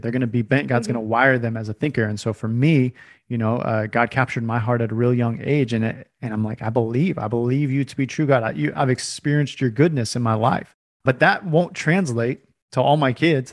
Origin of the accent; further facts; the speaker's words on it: California, United States; when I was growing up, I grew up in California